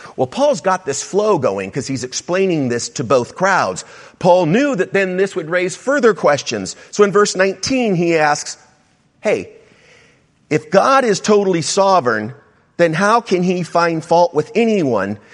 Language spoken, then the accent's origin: English; South Bay, California, United States; I grew up in the South Bay